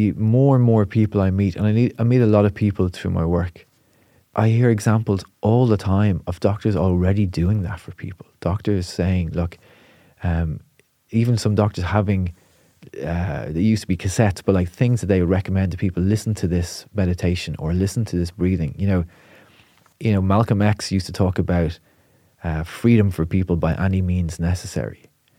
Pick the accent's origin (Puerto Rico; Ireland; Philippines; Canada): Ireland; Portmarnock, Leinster; But I'm from Portmarnock, you know, so as a teenager, we'd be jumping in the sea.